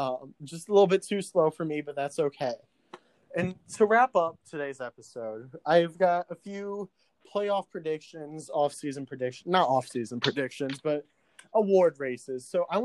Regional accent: Bloomington, Illinois, United States; I grew up in Bloomington, Illinois, and most people are Chicago or St. Louis sports fans.

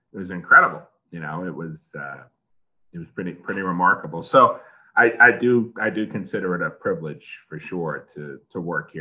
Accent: Long Island, New York, United States; moved away; growing up on Long Island, I grew up in the New York, so that's the New York City television market

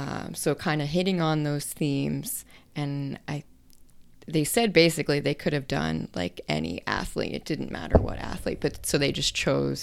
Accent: Pittsburgh, Pennsylvania, United States; I'm from Pittsburgh, so our baseball team is terrible.

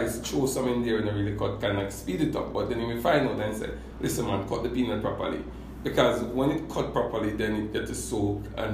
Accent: Mount James, Saint Andrew, Jamaica; I was raised in Upper St. Andrew. That's Mount James, to be exact.

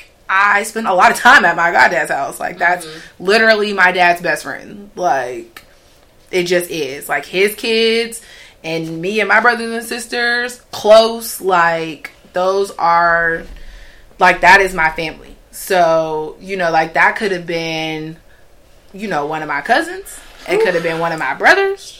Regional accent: Pittsburgh, Pennsylvania, United States; moved away; I am from Pittsburgh. Born and raised, Pittsburgh, Pennsylvania

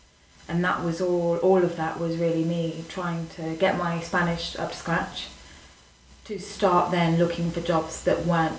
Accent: Leicester, East Midlands, United Kingdom; moved away as an adult; now in Madrid, Spain; from Leicester

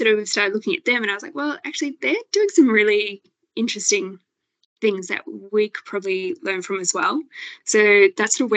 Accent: Sydney, New South Wales, Australia; moved away as an adult; also born or lived in southern Queensland; I grew up in Sydney

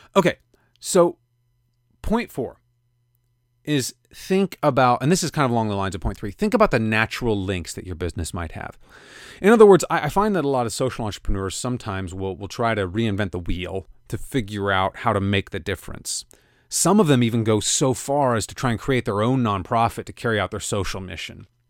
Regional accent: Kansas City, United States; my hometown of Kansas City

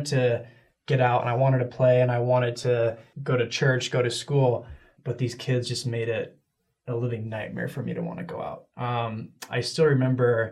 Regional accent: Connecticut, United States; moved away; I grew up in Connecticut. That's where I was raised

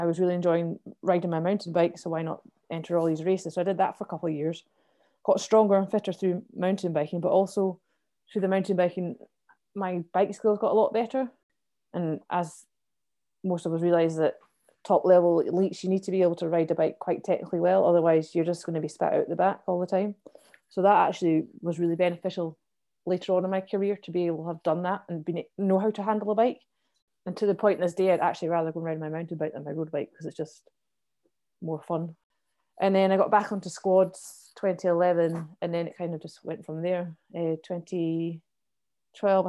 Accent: Kinross, Scotland, United Kingdom; I grew up in Kinross

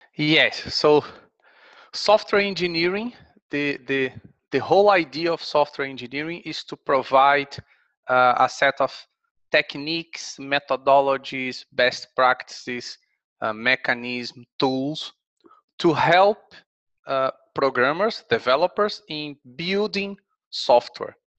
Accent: Brazil; moved away as an adult; also born or lived in Kent, England; now in Sheffield, United Kingdom; I'm from Brazil, so I've done my undergraduate and master's degree there.

